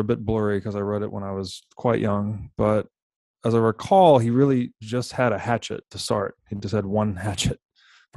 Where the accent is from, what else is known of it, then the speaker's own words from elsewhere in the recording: Tennessee, United States; I grew up in Tennessee